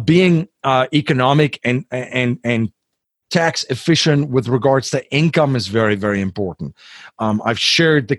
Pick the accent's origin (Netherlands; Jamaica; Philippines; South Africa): South Africa; I'm from South Africa